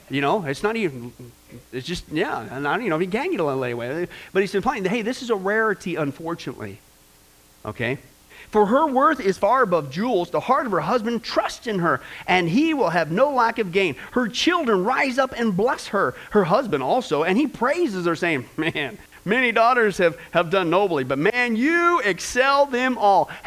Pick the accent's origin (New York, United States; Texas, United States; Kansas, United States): Kansas, United States; also born or lived in California / Nebraska; I was born in Kansas, California, went back to Kansas, Nebraska, Kansas, back to California.